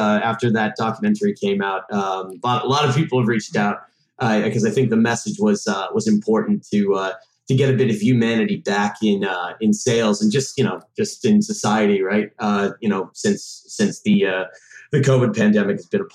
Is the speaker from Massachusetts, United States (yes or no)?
yes; Boston, Massachusetts, United States; accent: Boston; I'm trying to play up my Boston accent because Colin noted I don't have much of one. I am from here. There will be an occasional F-bomb because I'm in logistics and I'm from fucking Boston